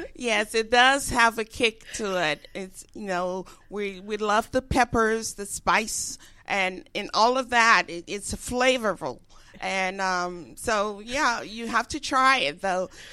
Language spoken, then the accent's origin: English; Liberia; moved away as an adult; now in United States; growing up in Africa, West Africa, I fell in love with the culture, the music, the food